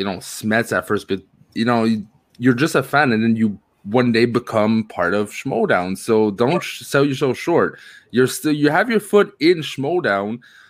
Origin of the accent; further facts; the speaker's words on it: Canada; I'm Canadian.